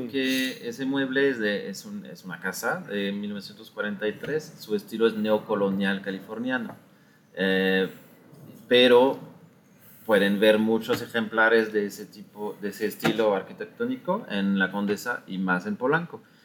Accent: France; moved away as an adult; also born or lived in Belgium; now in Mexico City, Mexico; Yo soy de Francia. De Francia. Y llegué aquí en 2006

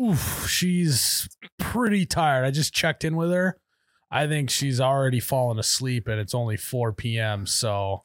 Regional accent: Midwest, United States

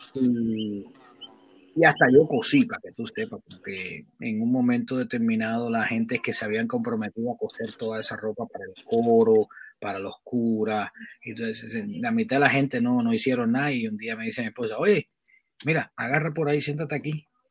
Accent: Havana, Cuba; moved away as an adult; also born or lived in Europe; now in Chicago, United States; Yo soy originalmente de La Habana, de la capital. Ahí nací y me crié.

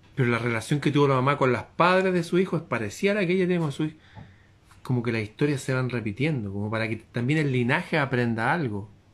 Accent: Chile; como chileno

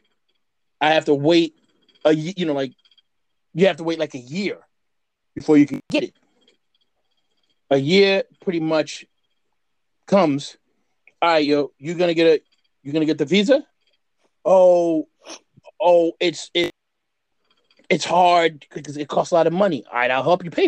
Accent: United States; I'm an American man

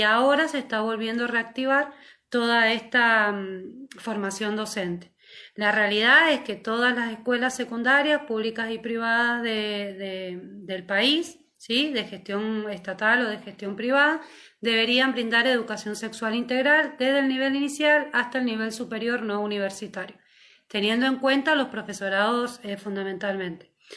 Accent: Mendoza, Argentina; para quienes somos de fuera de Buenos Aires, en este caso yo soy de Mendoza

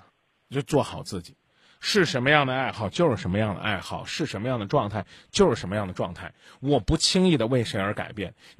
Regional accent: Zhengzhou, Henan, China; 我们郑州人身体好，知道吧？啊，我们经常是这，啊，我们这个我们这四季是抽风的四季

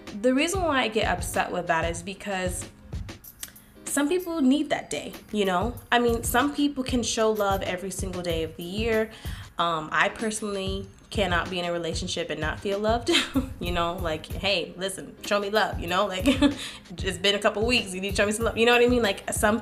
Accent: the South, United States; we don't do that in the South

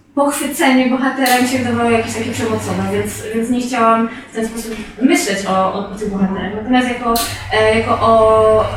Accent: Kraków, Lesser Poland, Poland; rzeczywiście urodziłam się w Nowej Hucie

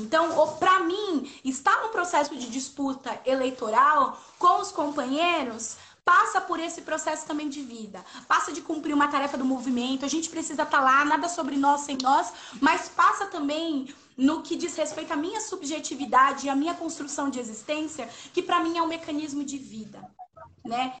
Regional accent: São Paulo, Brazil; na minha quebrada, né? No Parque São Rafael, aqui no território da Zona Leste

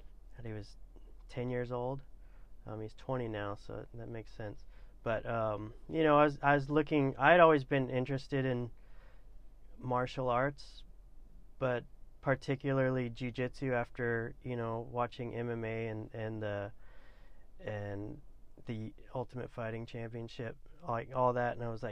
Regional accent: Newport, Oregon, United States; now in Coos Bay, United States; I grew up basically in Newport, Oregon. I went to high school there.

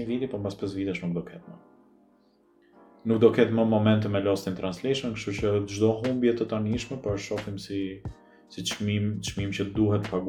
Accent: Albania; është lloj duke u rritur në Shqipëri

